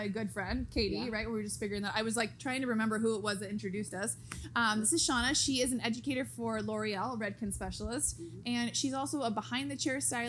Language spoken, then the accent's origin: English; Santee, California, United States; East County and Santee